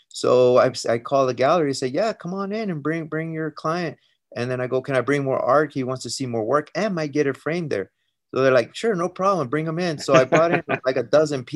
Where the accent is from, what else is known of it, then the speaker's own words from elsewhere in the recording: El Paso, Texas, United States; moved away as an adult; also born or lived in Colorado; I was born and raised in Texas, in El Paso, Texas.